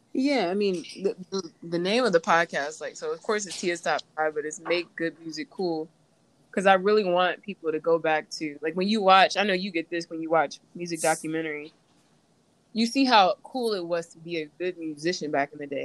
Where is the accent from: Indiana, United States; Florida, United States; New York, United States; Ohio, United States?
Indiana, United States; Indianapolis; I'm from Indianapolis